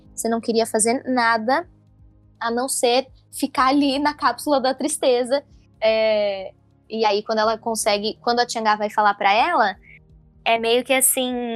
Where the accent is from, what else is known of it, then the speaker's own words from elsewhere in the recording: São Paulo, Brazil; eu sou de São Paulo